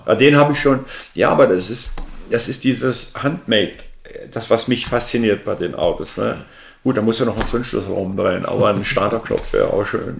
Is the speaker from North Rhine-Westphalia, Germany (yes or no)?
no; Berlin, Germany; moved away; wir haben über Berlin gesprochen, wo ich herkomme